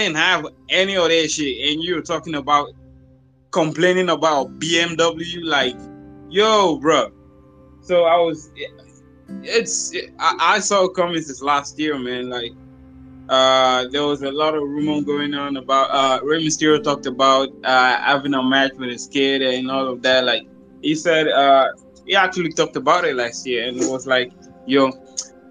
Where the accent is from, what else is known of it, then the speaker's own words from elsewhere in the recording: Nigeria; from Nigeria